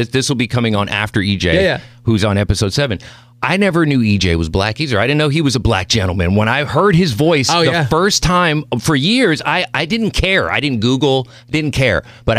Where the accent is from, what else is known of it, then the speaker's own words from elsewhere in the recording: Mexico City, Mexico; born there; I was born in Mexico City.